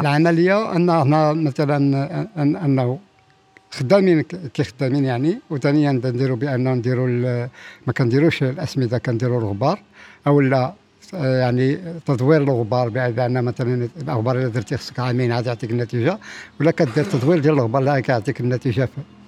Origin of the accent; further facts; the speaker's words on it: Morocco; إحنا كمغاربة